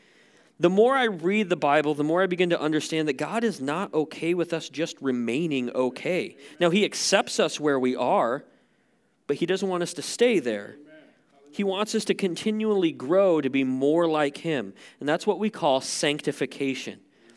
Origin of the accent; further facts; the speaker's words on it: Montana, United States; a guy who was born and raised in Montana